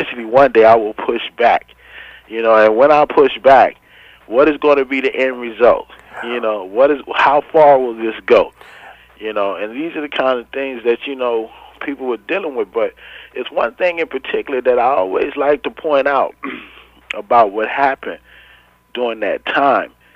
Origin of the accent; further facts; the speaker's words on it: Los Angeles, California, United States; as a teenager growing up in Watts